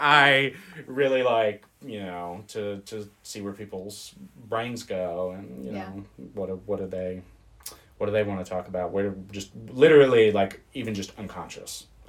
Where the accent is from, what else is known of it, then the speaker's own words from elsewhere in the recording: Germany; born there; also born or lived in United States; I was born abroad.